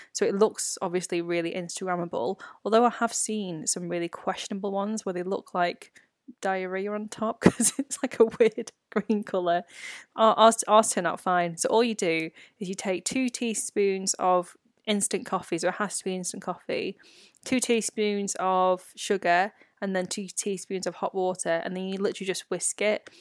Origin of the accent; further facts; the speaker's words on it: United Kingdom; a British-born Chinese.